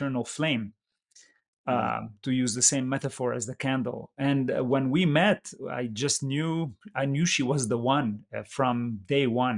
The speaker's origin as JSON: {"language": "English", "country": "Lebanon", "tie": "born or raised there", "also_born_or_lived": "Middle East / San Jose, California", "moved": "yes", "lives_now": "California, United States", "said": "Lebanon, which happened to be my home country"}